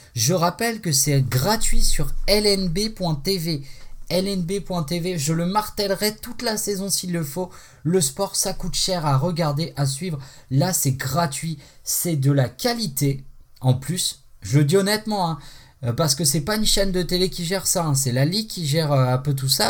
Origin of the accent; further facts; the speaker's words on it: Haute-Savoie, Auvergne-Rhône-Alpes, France; je suis de Haute-Savoie